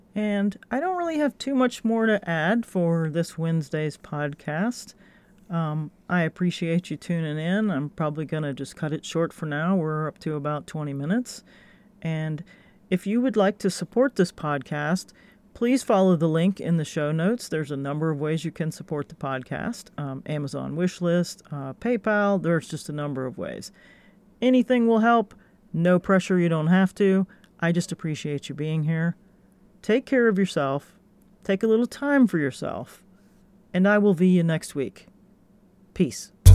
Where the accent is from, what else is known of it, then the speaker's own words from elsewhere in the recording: Gainesville, Florida, United States; my hometown, Gainesville, Florida